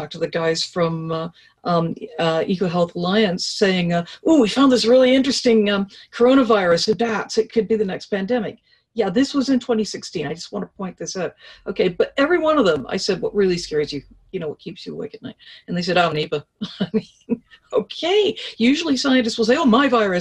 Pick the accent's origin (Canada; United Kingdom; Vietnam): Canada; I speak as a Canadian